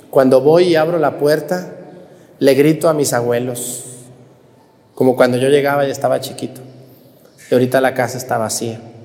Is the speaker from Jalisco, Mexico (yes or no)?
yes; Mexticacán, Jalisco, Mexico; yo también crecí en un, en un, ranchito, en un pueblito, mi pueblo Mestigacana